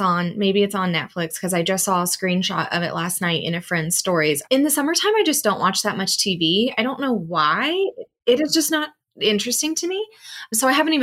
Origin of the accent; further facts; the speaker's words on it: Oklahoma, United States; Can you tell I grew up in Oklahoma?